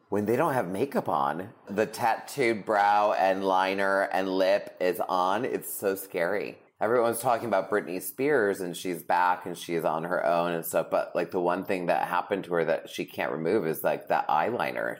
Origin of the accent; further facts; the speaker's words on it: New England, United States; now in Los Angeles, United States; I'm from New England